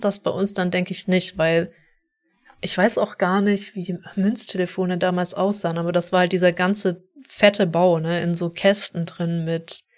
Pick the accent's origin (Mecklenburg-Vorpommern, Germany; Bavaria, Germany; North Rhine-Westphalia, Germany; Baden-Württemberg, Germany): Baden-Württemberg, Germany; Stuttgart area, towards the Black Forest; da wo ich herkomme, Großraum Stuttgart, Richtung Schwarzwald